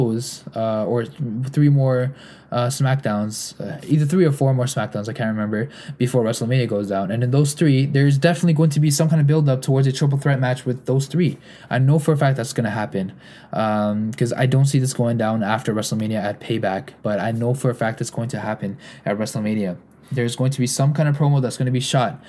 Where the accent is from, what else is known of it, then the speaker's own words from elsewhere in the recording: Canada; I'm a Canadian